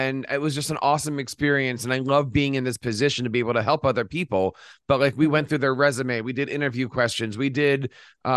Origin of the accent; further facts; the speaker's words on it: Philadelphia, Pennsylvania, United States; Philadelphia, my hometown